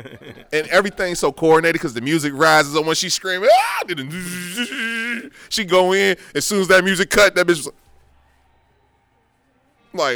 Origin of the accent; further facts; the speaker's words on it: United States; moved away; also born or lived in Westchester; I was from Lincoln Heights